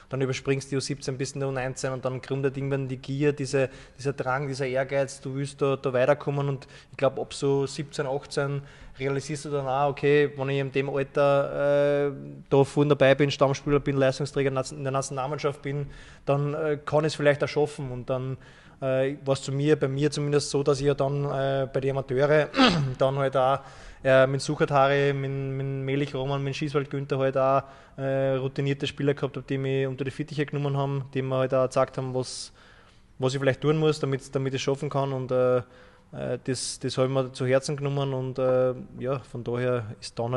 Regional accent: Wullersdorf, Lower Austria, Austria; ich bin ja aus Wullersdorf auch Kilometer vom Unternehmen entfernt, von Hollerbrunn.

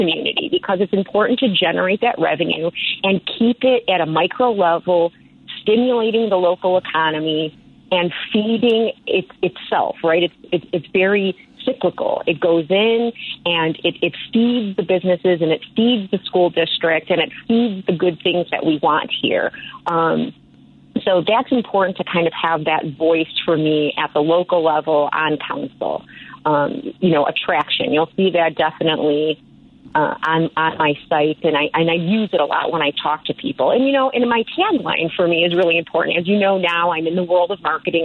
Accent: Chicago, Illinois, United States; moved away as an adult; now in Woodstock, United States; I was born and raised in Chicago

